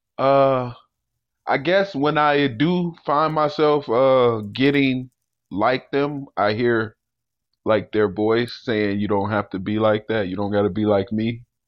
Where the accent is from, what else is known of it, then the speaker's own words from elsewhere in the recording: Chicago, Illinois, United States; growing up in Chicago